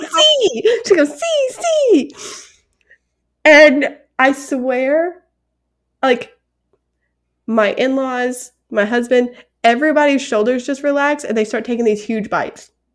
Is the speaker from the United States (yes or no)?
yes; United States; I'm American